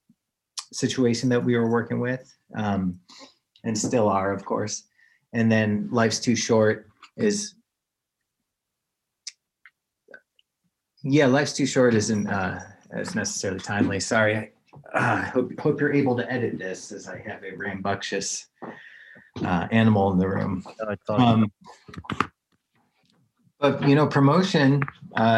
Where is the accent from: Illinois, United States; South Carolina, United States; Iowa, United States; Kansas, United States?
Illinois, United States; Chicago; moved away; also born or lived in Colorado; I grew up in Chicago